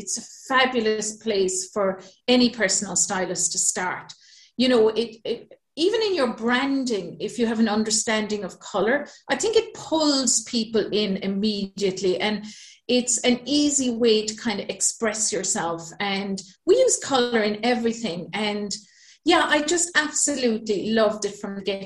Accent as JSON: {"language": "English", "town": "Manister", "region": "Munster", "country": "Ireland", "also_born_or_lived": "Bahrain / Singapore", "moved": "as an adult", "said": "So as you can hear, I'm originally from Ireland. So I'm from a tiny little village called Manister in the south of Ireland. I come from a huge family of 11 kids."}